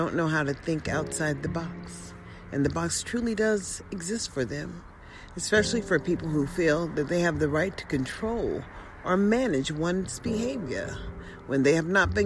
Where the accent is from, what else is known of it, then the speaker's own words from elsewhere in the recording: United States; as an American citizen